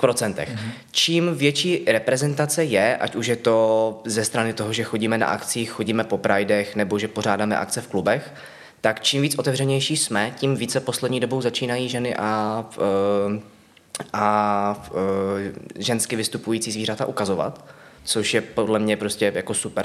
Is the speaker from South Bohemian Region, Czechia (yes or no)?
no; Ostrava, Moravian-Silesian Region, Czechia; moved away as an adult; now in Prague, Czech Republic; původně z Ostravy a ano. do Prahy jsem se přestěhoval krátce po tom, co jsem získal titul.